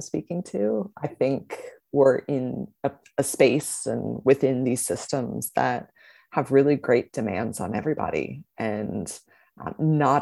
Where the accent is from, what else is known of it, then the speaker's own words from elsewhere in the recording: Indiana, United States; also born or lived in Boston / Phoenix, Arizona / San Diego; now in Brisbane, Australia; I grew up in Indiana, sort of near Chicago, and moved on to Boston and then Phoenix, Arizona, and San Diego before coming to Brisbane